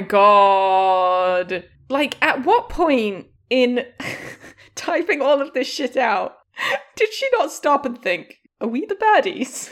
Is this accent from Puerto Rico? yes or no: no; York, Yorkshire and the Humber, United Kingdom; a chocolate bar made in my hometown called a Yorkie.